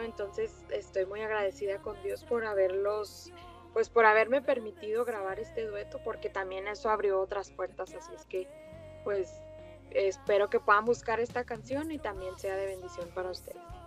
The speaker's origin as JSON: {"language": "Spanish", "town": "Ciudad Juárez", "region": "Chihuahua", "country": "Mexico", "tie": "born or raised there", "moved": "yes", "lives_now": "El Paso, United States", "said": "nacida en Ciudad Juárez, Chihuahua, México"}